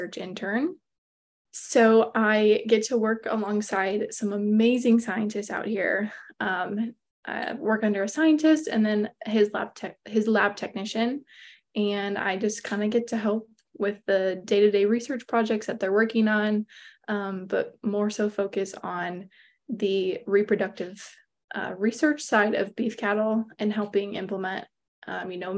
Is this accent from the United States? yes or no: yes; Cascade, Iowa, United States; I am originally from Eastern Iowa. Cascade is my hometown. And I grew up on a diversified livestock and crop farm